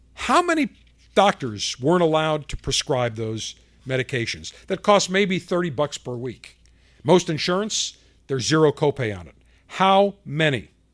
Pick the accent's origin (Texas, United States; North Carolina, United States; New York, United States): New York, United States; Buffalo; now in Florida, United States; my hometown of buffalo new york